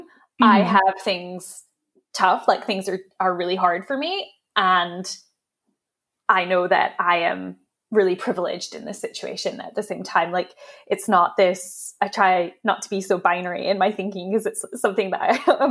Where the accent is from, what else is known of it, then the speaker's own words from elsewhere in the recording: Aberdeen, Scotland, United Kingdom; moved away as an adult; also born or lived in Texas / Washington, D.C. / upstate New York; now in London, United Kingdom; I grew up in Aberdeen